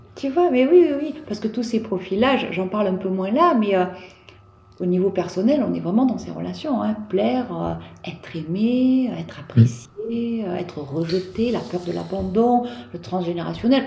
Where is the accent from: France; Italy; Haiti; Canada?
France; Provence-Alpes-Côte d'Azur; chez nous en Provence